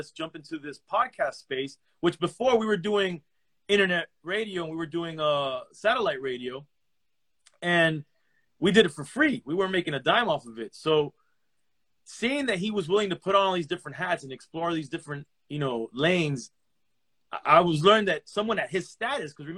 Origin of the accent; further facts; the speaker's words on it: Miami, Florida, United States; also born or lived in Los Angeles; I was born in Los Angeles to Cuban parents, raised in Miami